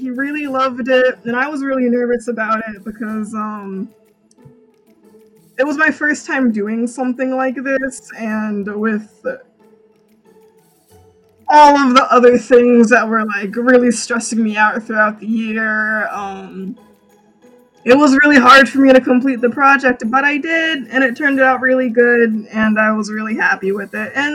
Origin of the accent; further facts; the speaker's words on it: Austin, Texas, United States; also born or lived in Houston; I'm from Austin